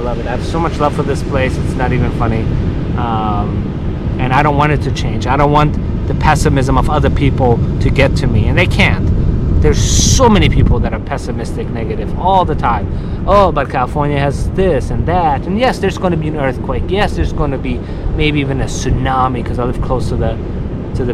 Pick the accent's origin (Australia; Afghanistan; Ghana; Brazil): Afghanistan; Kabul; born or raised there; now in Los Angeles, United States